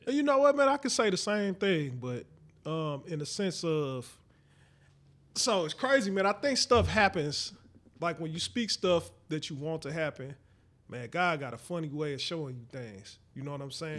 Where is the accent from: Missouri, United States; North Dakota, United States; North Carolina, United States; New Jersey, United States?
Missouri, United States; St. Louis; We from Saint Louis, I'm from Saint Louis too